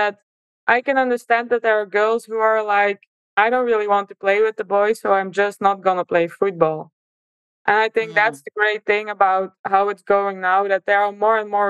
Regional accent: Belgium; moved away as an adult; now in Scotland; growing up in Belgium was, for me, a really nice experience

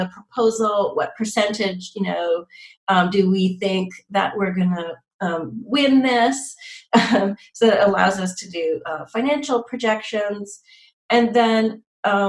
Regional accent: Montreal, Quebec, Canada; I'm from Montreal

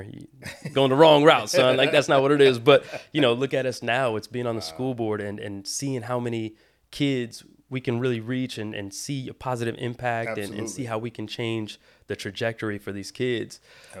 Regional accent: Brazil; They do know I'm from Brazil. I say it all the time.

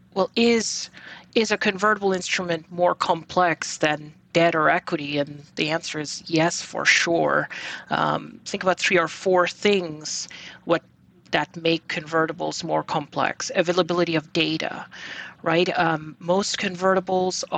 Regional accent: Bangladesh; moved away as an adult; also born or lived in Texas; now in New York, United States; So I was born and raised in Bangladesh, and I came to the U.S. back in 1999 for my undergrad.

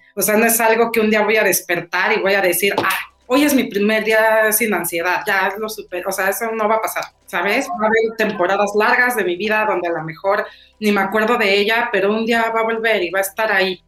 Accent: Chilanga, Mexico City, Mexico; chilanga también. Yo sí feliz chilanga

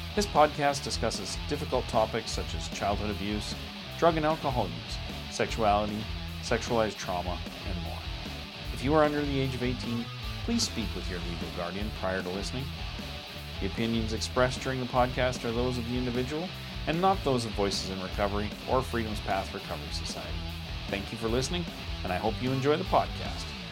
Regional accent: North Shore of Lake Superior, Northern Ontario, Canada; now in Sunshine Coast, Canada; I was born in Northern Ontario. I grew up uh, in on the North Shore of Lake Superior, about oh, wow, two okay. hours east of Thunder Bay in a little tiny hmm. town

